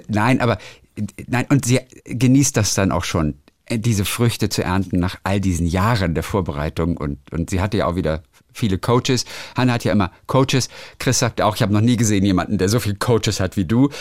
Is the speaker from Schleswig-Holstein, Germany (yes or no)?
yes; Lübeck, Schleswig-Holstein, Germany; weil es ja meine Heimatstadt ist. Lübeck